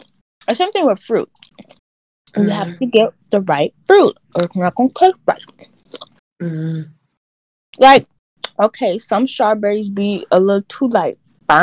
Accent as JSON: {"language": "English", "country": "United States", "said": "I'm from America."}